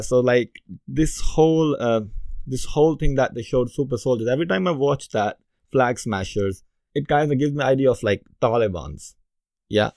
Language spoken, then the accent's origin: English; Pakistan; moved away as an adult; now in United Kingdom; as a kid growing up in Pakistan